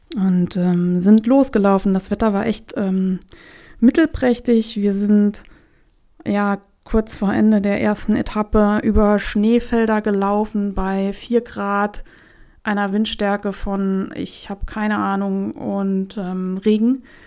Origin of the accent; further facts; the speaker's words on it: Germany; hier in Deutschland